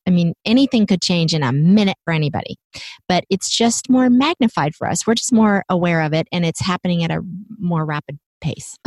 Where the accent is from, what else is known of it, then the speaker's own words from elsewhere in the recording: Virginia, United States; Richmond, Virginia. That's this is my home state